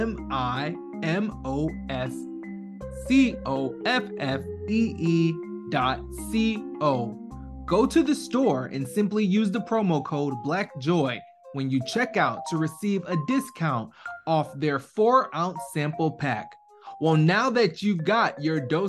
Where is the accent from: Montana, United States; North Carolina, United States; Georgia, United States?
Georgia, United States; Atlanta; I'm an ATLian